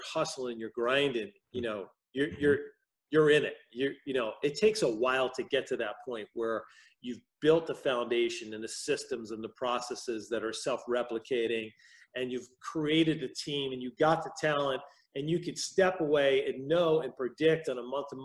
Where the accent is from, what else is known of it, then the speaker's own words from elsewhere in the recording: New York metropolitan area, United States; accent: New York; moved away as an adult; now in Wisconsin, United States; I'm originally from the New York metropolitan area, born and raised there